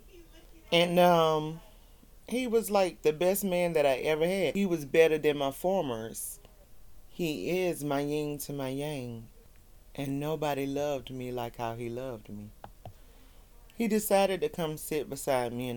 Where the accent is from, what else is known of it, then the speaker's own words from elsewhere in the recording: the South, United States; I'm from the South